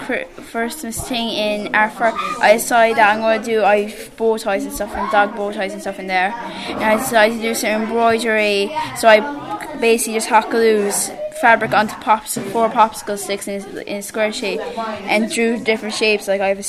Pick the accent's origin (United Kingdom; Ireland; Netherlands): Ireland; Ballydough, Munster; No, I'm from Ballydough.